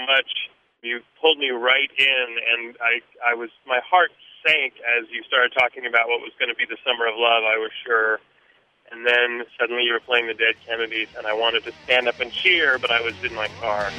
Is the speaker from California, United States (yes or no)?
yes; San Francisco, California, United States; now in Oakland, United States; longtime San Francisco native before Oakland